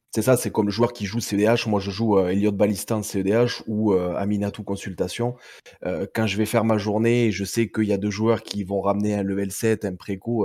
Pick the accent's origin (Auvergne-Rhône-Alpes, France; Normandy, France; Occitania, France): Occitania, France; Perpignan; sur Perpignan. Donc, bien, bien, bien en bas de la France. Après, ça doit s'entendre à mon accent